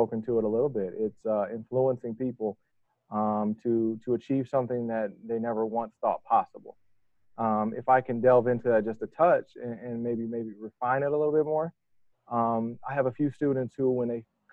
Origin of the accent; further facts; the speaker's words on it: Detroit, Michigan, United States; moved away; I'm from Detroit, Michigan. Grew up in the heart of Detroit, essentially, or at least close